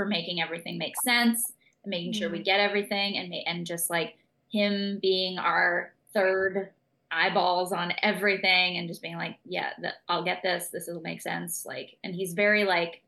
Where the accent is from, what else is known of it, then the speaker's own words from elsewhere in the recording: Massachusetts, United States; moved away; We're from Massachusetts originally, land of autumn and spooky witchcraft.